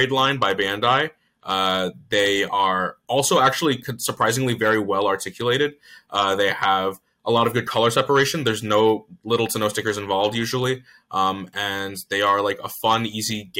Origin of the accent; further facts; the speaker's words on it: Virginia Beach, Virginia, United States; also born or lived in Chesapeake, Virginia; I was born in Chesapeake, but I've been raised and grew up in Virginia Beach